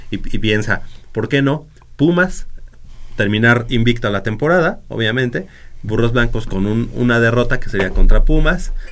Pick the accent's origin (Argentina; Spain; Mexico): Mexico; somos eh, amigos, somos hermanos mexicanos